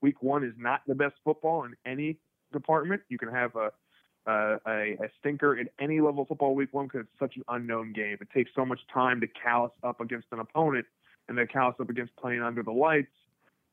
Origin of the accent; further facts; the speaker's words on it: Texas, United States; moved away; also born or lived in Greenwich, Connecticut / Silicon Valley; I grew up in Texas.